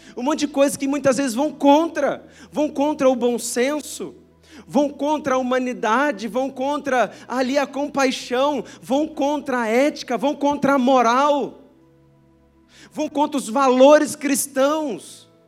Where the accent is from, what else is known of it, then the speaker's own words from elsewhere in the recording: Brazil; nós somos brasileiros